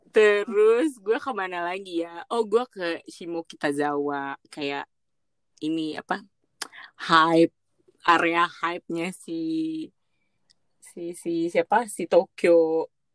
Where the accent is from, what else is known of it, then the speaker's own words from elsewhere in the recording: Indonesia; gue jawab oh iya dari Indonesia